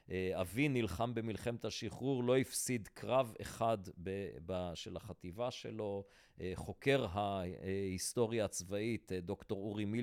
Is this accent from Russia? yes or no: no; Antwerp, Flanders, Belgium; אני גדלתי בשכונה החרדית של אנטוורפן